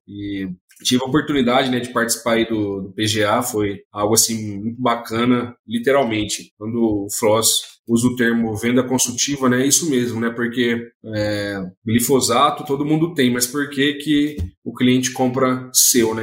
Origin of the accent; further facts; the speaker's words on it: Nova Esperança, Paraná, Brazil; sou natural lá do Paraná, de uma cidade chamada Nova Esperança, fica ali próximo a Maringá, Londrina